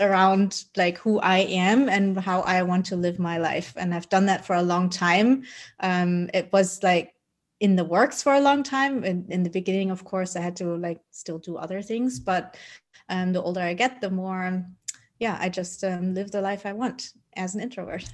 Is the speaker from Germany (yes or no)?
yes; Germany; also born or lived in Colombia; I was adopted by my parents who are Dutch, and then I grew up in Germany.